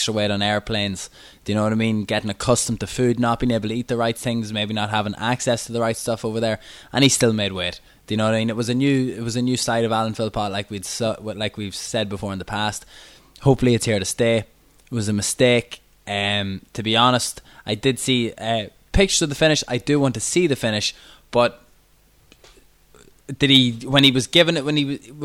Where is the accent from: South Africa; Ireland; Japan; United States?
Ireland; I'm from the Republic